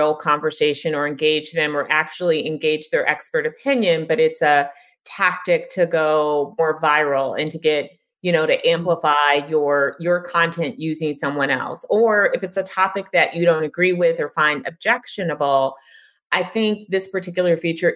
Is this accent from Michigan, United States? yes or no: no; California, United States; I'm from California